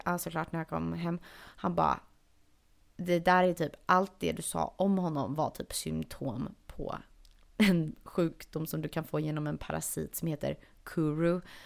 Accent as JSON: {"language": "Swedish", "country": "Sweden", "moved": "yes", "said": "hör han väl någonting i min accent och frågar vart jag är ifrån. Och säger att jag är från Sverige"}